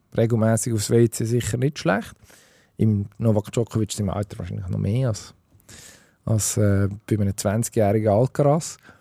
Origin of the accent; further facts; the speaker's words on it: Switzerland; wir sind ja ein Schweizer Podcast